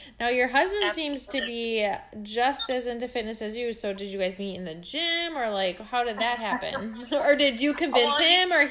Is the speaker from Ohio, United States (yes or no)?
no; Minnesota, United States; now in California, United States; I'm from Minnesota. I'm currently in California right now, but I'm from Minnesota